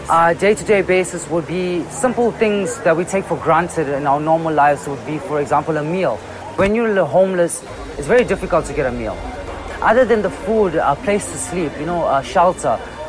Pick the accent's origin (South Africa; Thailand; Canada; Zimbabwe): South Africa; Durban, KwaZulu-Natal; moved away as an adult; now in Johannesburg, South Africa; growing up in Durban